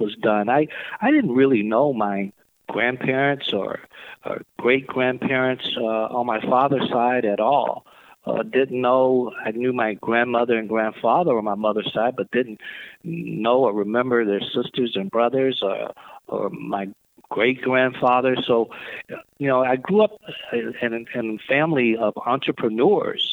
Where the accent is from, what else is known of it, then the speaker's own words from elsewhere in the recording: the South, United States; folks my age growing up in the South